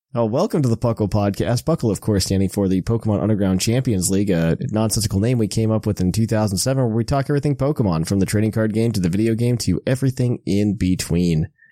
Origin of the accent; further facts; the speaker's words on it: Indiana, United States; now in Dayton, Ohio, United States; I'm originally from Indiana